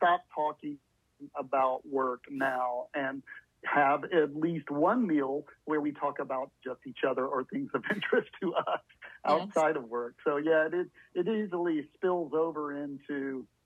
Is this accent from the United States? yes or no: yes; the South, United States; also born or lived in Bloomington, Indiana / Alabama; now in Tallahassee, United States; I grew up in the South, and so kind of wanted to be a little closer to family